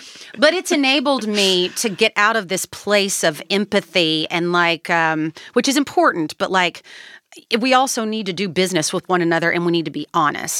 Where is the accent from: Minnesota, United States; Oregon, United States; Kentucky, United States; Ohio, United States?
Kentucky, United States; I was born and raised in Kentucky.